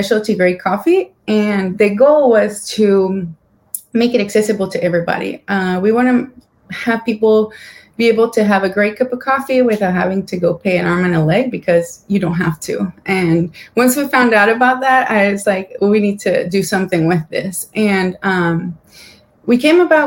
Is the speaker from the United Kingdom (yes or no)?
no; Guatemala; moved away as an adult; also born or lived in Savannah, Georgia, United States; now in United States; I'm from Guatemala. I was born and raised there, and I went to SCAD in Savannah in 2006